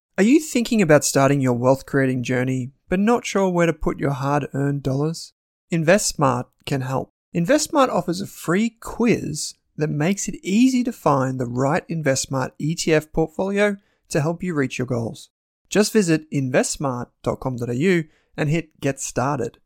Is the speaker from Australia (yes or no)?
yes; Australia